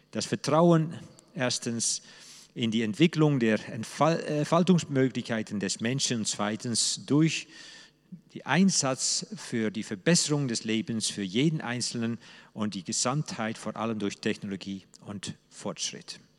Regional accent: Netherlands; German is a second language; moved away as an adult; now in Germany; So ticke ich als Holländer eben anders, nicht nur weil ich nun Holländer bin, sondern auch weil wir Holländer einen anderen Geist, einen anderen Engelwesen haben.

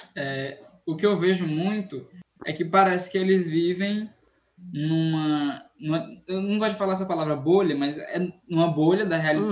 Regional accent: Northeast Region, Brazil; eu sou eu sou do Nordeste

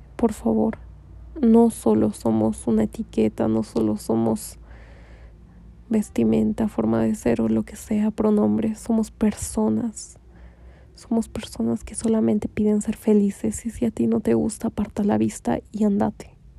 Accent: Bolivia; en mi país, en Bolivia

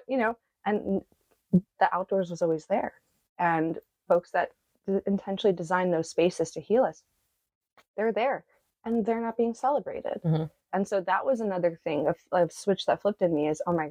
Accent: New York City, New York, United States; accent: Brooklyn; moved away as an adult; I grew up in New York City and in Brooklyn specifically

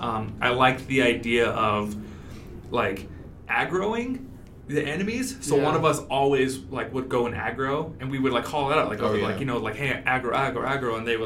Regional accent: the South, United States; again, I'm from the South.

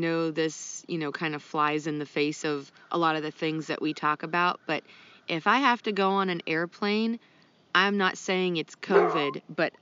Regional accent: Ohio, United States; now in North Carolina, United States; I went to Ohio and visiting family there, and their public library's open in my hometown.

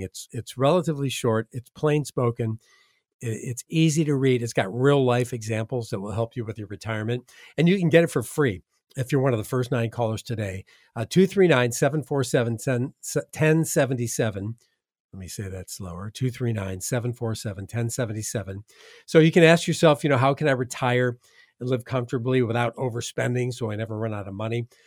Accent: Midwest, United States; now in Southwest Florida, United States; I'm from the Midwest.

